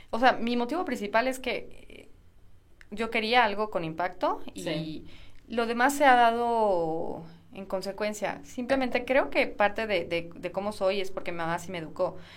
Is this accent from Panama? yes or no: no; Mexico; la gente que yo, de la que yo vengo y gente similar, que es la mayoría de México